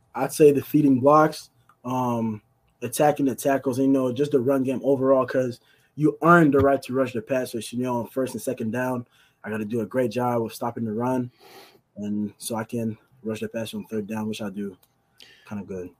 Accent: Montreal, Quebec, Canada; I grew up in Canada, in Montreal

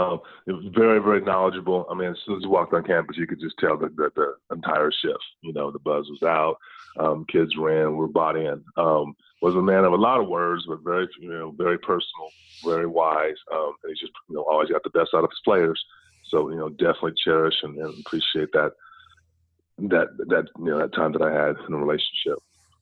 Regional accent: Tulare, California, United States; We're based out of Fresno. I was born and raised in Tulare, California. Went to Tulare Union High School

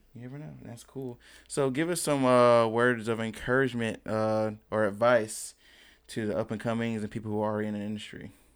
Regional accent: High Point, North Carolina, United States; also born or lived in Greensboro; I grew up in High Point

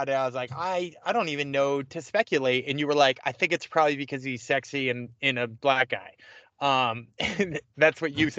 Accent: Massachusetts, United States; I'm from Massachusetts and I'm recording at a Dunkin' Donuts.

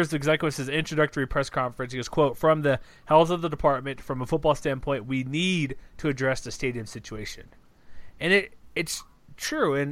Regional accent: Houston, Texas, United States; now in Utah, United States; I'm from Houston

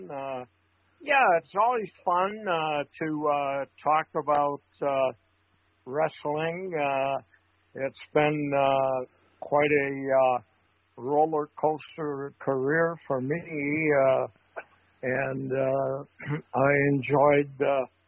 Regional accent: St. Paul, Minnesota, United States; I grew up in St. Paul in an area called the West Side Flats, which is along the Mississippi River

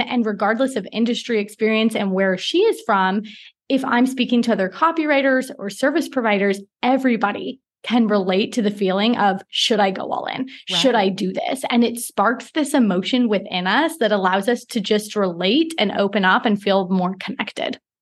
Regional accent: Portland, Oregon, United States; moved away as an adult; also born or lived in Singapore; now in Mauritius; I'm from Portland, Oregon

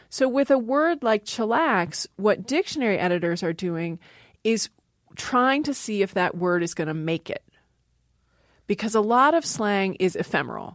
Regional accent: Maryland, United States; moved away; also born or lived in Seattle, Washington; I grew up in Maryland

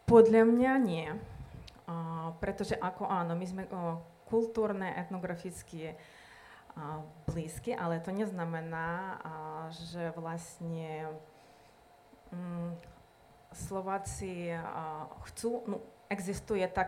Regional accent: Western Ukraine, Ukraine; Slovak is a second language; moved away as an adult; now in Slovakia; A ja pochádzam vlastne zo západnej Ukrajiny. Presťahovala som sa vlastne na východ. Kultúra, etnicky sme veľmi blízki.

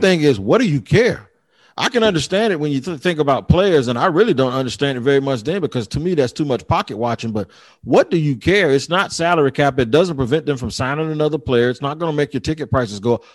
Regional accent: Jacksonville, Florida, United States; my hometown, Jacksonville

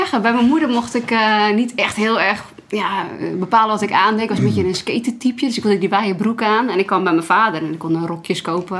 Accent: Netherlands; als Nederlander

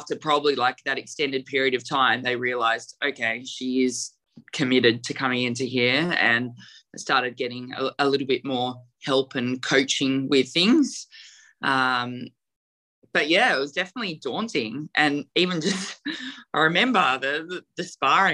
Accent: New South Wales, Australia; in my hometown area, so I had a lot of family and friends that are all there

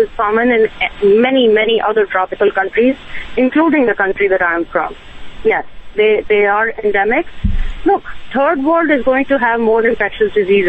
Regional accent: India; now in New York City, United States; I am from India, an immigrant and a physician.

